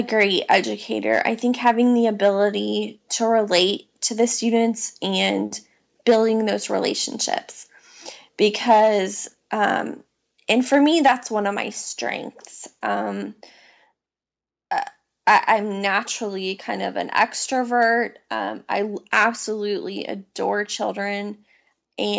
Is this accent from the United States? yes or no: yes; Illinois, United States; now in Charlotte, United States; as a child growing up in Illinois